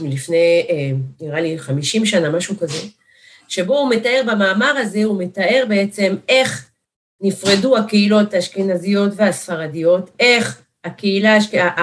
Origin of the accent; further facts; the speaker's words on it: France; now in Eli, Israel; אנשים שאני גדלתי עליהם, עוד בצרפת, שם נולדתי